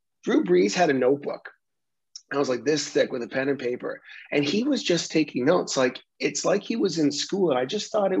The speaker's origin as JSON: {"language": "English", "town": "Vancouver", "region": "British Columbia", "country": "Canada", "said": "we're Canadian, we're from Vancouver, we're like on the West Coast"}